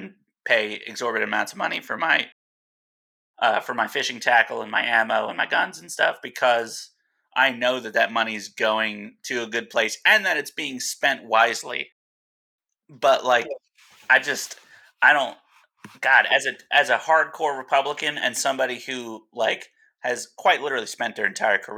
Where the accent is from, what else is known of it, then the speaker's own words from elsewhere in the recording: New Jersey, United States; now in Alaska, United States; New Jersey, my home state where I'm from